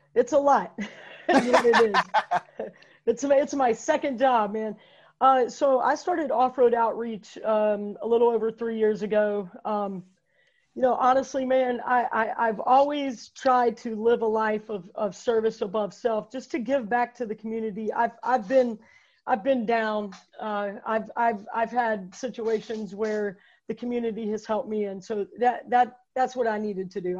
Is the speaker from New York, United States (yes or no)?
no; Fayetteville, North Carolina, United States; I grew up here in Fayetteville, man. Um, lived here my whole life.